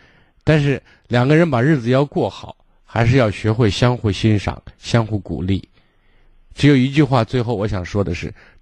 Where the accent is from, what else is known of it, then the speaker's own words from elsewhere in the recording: Shaanxi, China; 就我们陕西人讲架在车子圆的让他让他给你噎呗